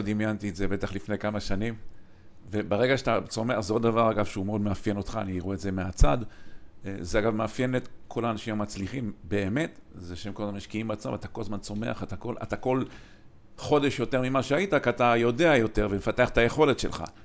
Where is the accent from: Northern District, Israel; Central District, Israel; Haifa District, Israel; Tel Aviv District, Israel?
Haifa District, Israel; Kiryat Motzkin; שנינו גדלנו בקריית מוצקין